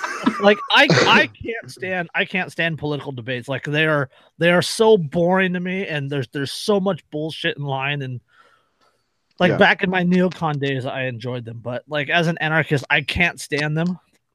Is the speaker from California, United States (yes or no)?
yes; California, United States; as a Californian.